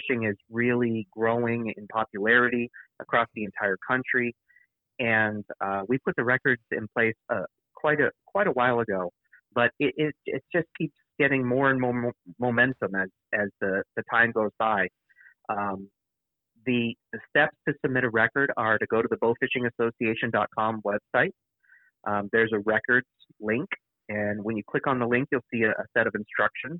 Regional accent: Northeast, United States; now in Wisconsin, United States; I grew up in the Northeast

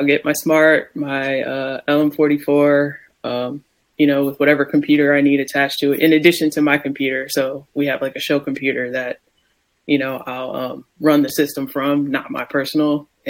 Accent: Ohio, United States; I was like, trust me, I'm from Ohio. Yeah. I know when it gets cold, man.

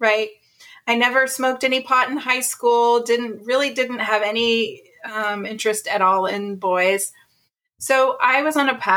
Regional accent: Ohio, United States; moved away as an adult; also born or lived in California; I grew up in the Midwest in Ohio

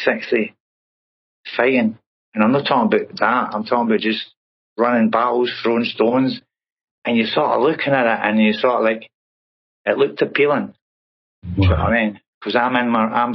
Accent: Glasgow, Scotland, United Kingdom; moved away as an adult; now in Plymouth, United Kingdom; growing up in Glasgow. And I grew up in a housing estate called Royston

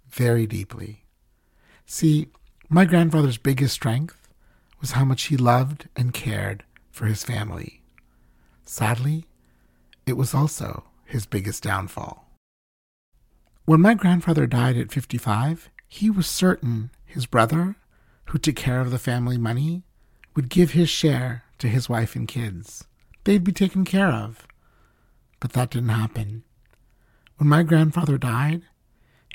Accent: Mbeya, Tanzania; when I was a kid growing up in Beya, Tanzania, a beautiful hill town in the southwest of the country

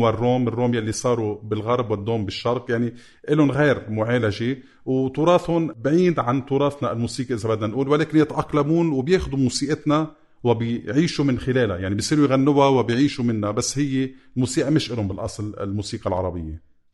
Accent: Lebanon; في عنا نحن لبنان يتكون من الساحل

